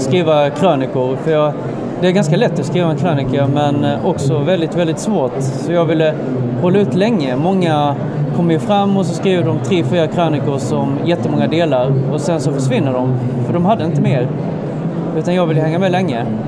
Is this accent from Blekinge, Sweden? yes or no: yes; Sölvesborg, Blekinge, Sweden; moved away as an adult; now in Malmö, Sweden; jag bodde alltså en bit in i mitt vuxna liv i min hemkommun Sölvesborg